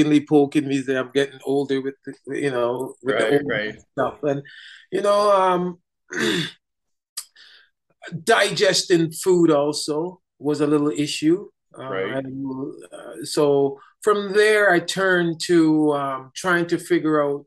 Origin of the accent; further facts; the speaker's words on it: Jamaica; now in Canada; I'm from Jamaica